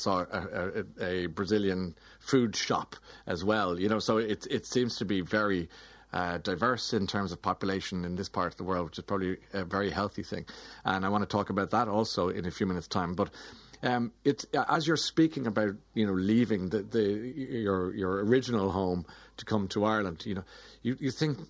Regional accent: Australia; we're Australian and so forth.

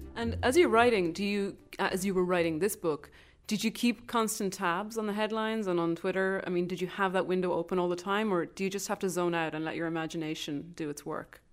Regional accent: Ireland; moved away as an adult; now in United States; I'm an Irish writer who's been based in the United States for more than a decade

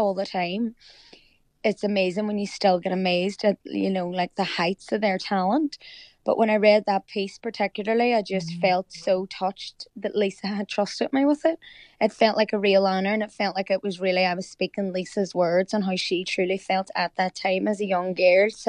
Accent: Derry, Northern Ireland, United Kingdom; also born or lived in County Donegal, Ireland; now in Liverpool, United Kingdom; Of course I'm a Derry girl

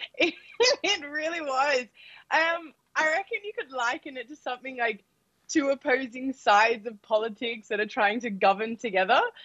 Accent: Australia; I'm born in Australia

